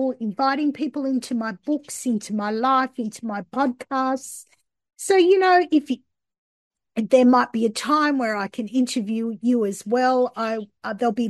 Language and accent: English; Australia; I grew up here in Australia